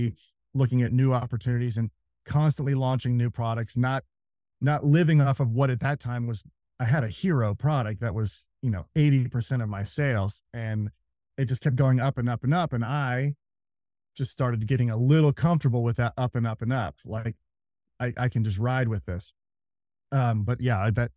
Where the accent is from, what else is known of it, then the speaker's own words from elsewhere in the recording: Kansas City, United States; moved away; I'm from Kansas City. So I moved back to Kansas City